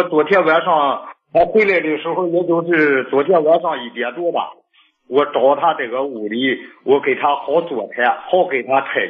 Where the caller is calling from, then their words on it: Shijiazhuang, Hebei, China; 我是石家庄的。